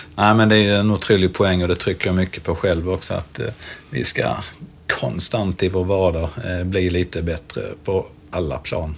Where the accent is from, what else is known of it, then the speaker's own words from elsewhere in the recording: Helsingborg, Skåne, Sweden; som helsingborgare